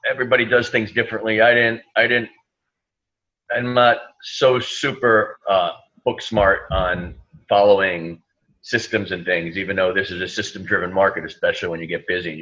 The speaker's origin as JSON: {"language": "English", "region": "New Jersey", "country": "United States", "tie": "born or raised there", "moved": "as an adult", "lives_now": "New York City, United States", "said": "I grew up in New Jersey. I live in New York City for the last 20 years."}